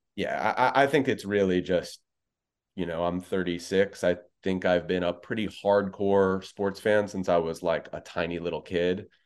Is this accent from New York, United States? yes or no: yes; New York, United States; I'm a born and bred New Yorker